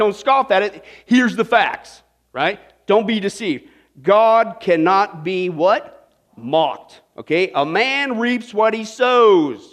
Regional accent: Kansas, United States; I grew up in Kansas

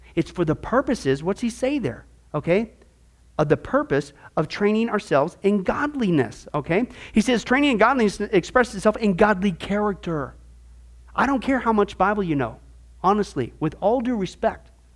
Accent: Midwest, United States; moved away; I grew up in the Midwest, there's all kinds of fishing ponds back there

